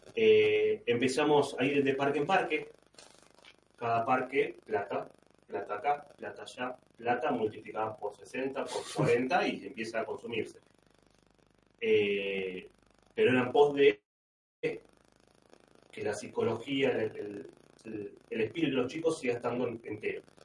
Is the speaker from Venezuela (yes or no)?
no; Buenos Aires, Argentina; moved away as an adult; now in Rome, Italy; cuando me fui de Buenos Aires